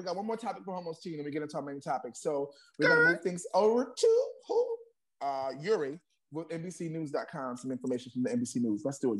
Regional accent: New York City, New York, United States; I'm from the projects. I'm Harlem.

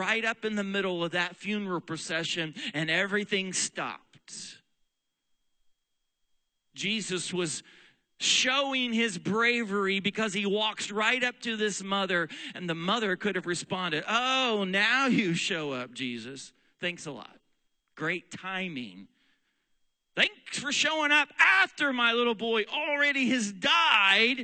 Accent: Weatherford, Oklahoma, United States; also born or lived in Texas; now in Pennsylvania, United States; When I was a little boy growing up in Weatherford, Oklahoma, Western Oklahoma, there is nothing out there

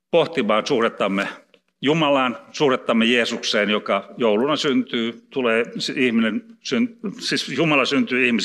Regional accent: Karelia, Finland; en osaa sanoa, kun olen karjalainen, onneksi en puhu vieraita kieliä.

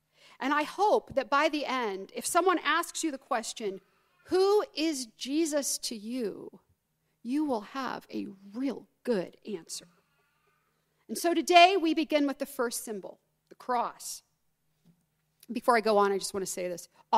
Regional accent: Southern United States, United States; So, I'll begin with a little story about growing up in the Deep South, which you cannot tell from the way I talk. But my mother's family is all Southern.

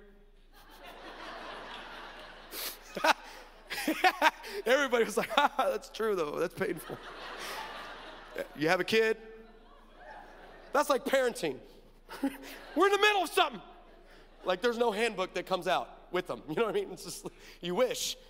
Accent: Orange County, California, United States; I'm from Orange County

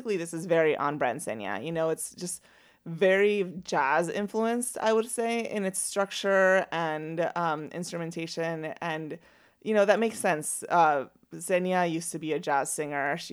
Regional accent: Venezuela; moved away; I'm from Venezuela

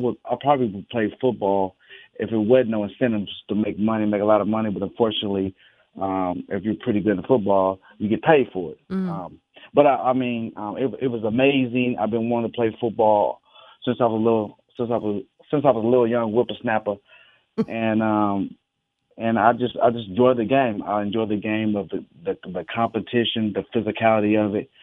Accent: Stockton, California, United States; moved away as an adult; also born or lived in Los Angeles, California / Detroit, Michigan; I grew up in Stockton, California.

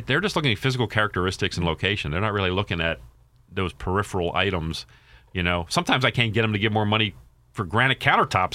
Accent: Baltimore, Maryland, United States; I'm from Baltimore.

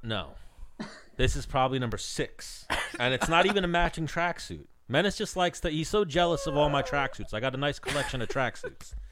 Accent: Long Island, New York, United States; I'm from Long Island

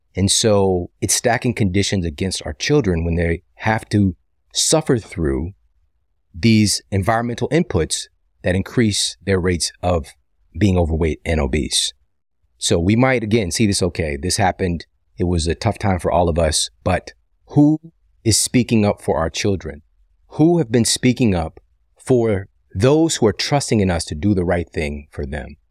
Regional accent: St. Louis, Missouri, United States; my hometown, my home city of Saint Louis

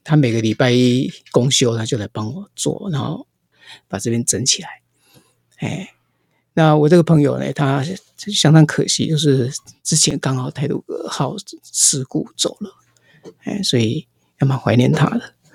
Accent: Taiwan; also born or lived in Japan / Taipei; now in Hualien, Taiwan; 那我是台湾出生，要讲国语嘛，哎，就回来台湾找工作

